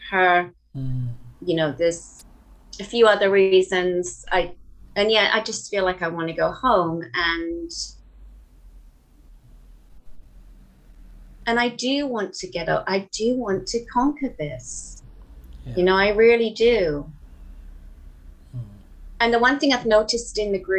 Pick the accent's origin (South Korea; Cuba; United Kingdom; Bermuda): United Kingdom; England; moved away as an adult; now in Canada; We stayed for 6 months, went back to England, and then I came back out here a couple of years later